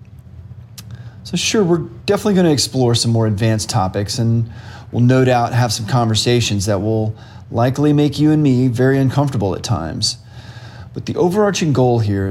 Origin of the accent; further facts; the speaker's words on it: College Station, Texas, United States; moved away; also born or lived in San Francisco / Chicago / New York City / Odessa, Texas; I grew up in College Station, Texas